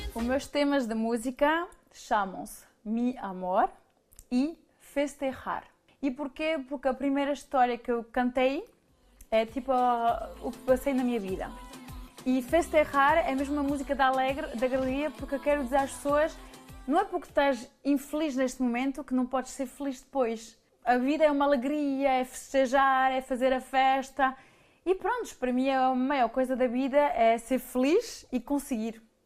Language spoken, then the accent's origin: Portuguese; Paris, Île-de-France, France; also born or lived in Mirandela, Portugal; now in Switzerland; eu cresci em Paris